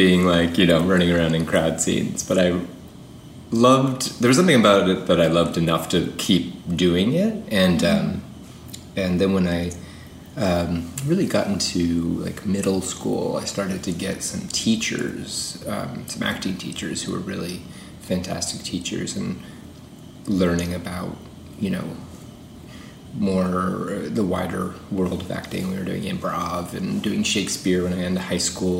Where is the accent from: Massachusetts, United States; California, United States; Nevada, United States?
Massachusetts, United States; Framingham; also born or lived in Louisiana; I'm from Framingham, where I grew up